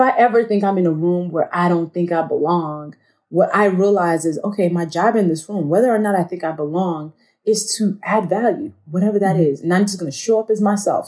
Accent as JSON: {"language": "English", "country": "Nigeria", "said": "I'm a Nigerian woman, I'm black"}